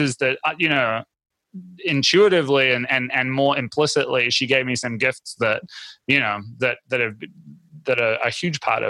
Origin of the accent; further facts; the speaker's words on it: New Zealand; I grew up in New Zealand. We have this crazy coffee culture there